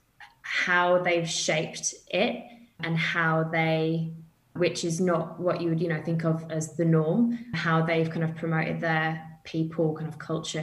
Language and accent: English; United Kingdom; moved away as an adult; as you can tell from my accent, I'm from the UK. So I've kind of moved to the other side of the world. I did that 8 years ago now.